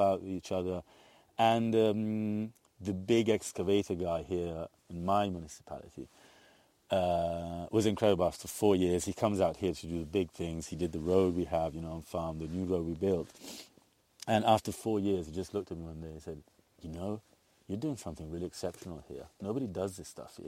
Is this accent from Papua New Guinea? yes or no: no; Piedmont, Italy; now in Tuscany, Italy; I'm from Piedmont.